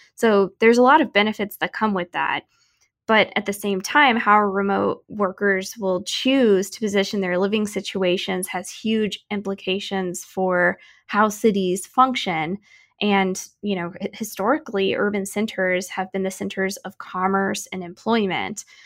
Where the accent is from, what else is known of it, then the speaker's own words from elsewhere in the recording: Wildwood, Missouri, United States; moved away; my hometown of Wildwood, Missouri